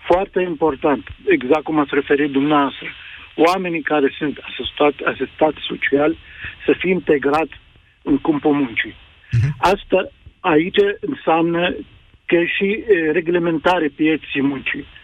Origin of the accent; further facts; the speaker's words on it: Iraq; now in Romania; Sunt de origine din Irak.